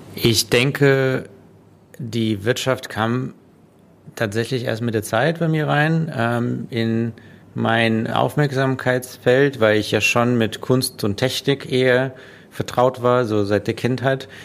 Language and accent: German; Russia; now in Germany; ich bin in Russland geboren und dann nach Deutschland quasi, ähm, um da jetzt ganz äh, den Kontext zu setzen, äh, gekommen